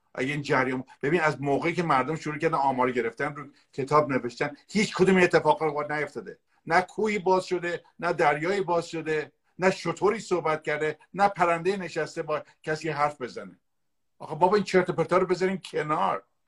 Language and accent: Persian; Iran; moved away as an adult; also born or lived in San Francisco; now in United States; من هجده سالگی از ایران اومدم بیرون